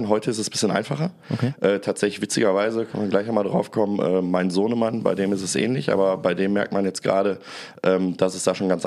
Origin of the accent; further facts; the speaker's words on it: Bottrop, North Rhine-Westphalia, Germany; dann ist in meiner Heimatstadt in Bottrop so eine Gastromeile entstanden.